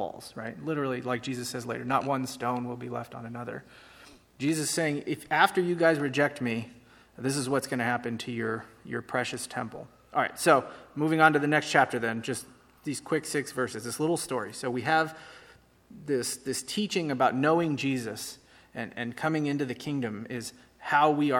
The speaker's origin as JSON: {"language": "English", "town": "San Francisco", "region": "California", "country": "United States", "said": "I'm from San Francisco."}